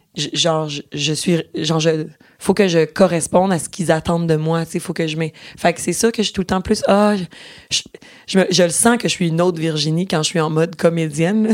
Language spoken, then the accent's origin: French; Boucherville, Quebec, Canada; je prenais les cours de théâtre quand j'étais petite à Boucherville, sur la rive sud de Montréal